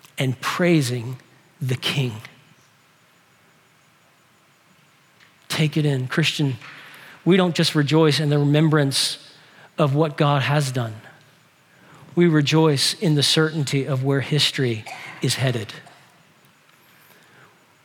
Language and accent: English; New Orleans, Louisiana, United States; New Orleans, my hometown